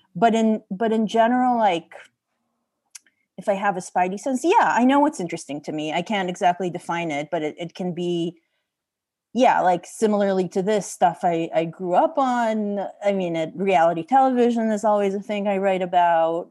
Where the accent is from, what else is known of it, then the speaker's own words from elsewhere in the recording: Israel; moved away; I'm from Israel